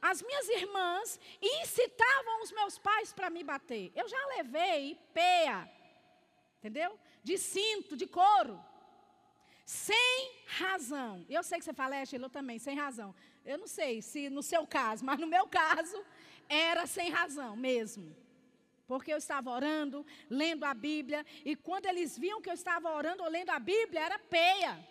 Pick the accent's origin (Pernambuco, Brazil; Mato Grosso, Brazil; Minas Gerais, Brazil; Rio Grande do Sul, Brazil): Minas Gerais, Brazil; Belo Horizonte; E nós tínhamos esse hábito lá em BH, eu sou de BH, da gente subir o monte para orar.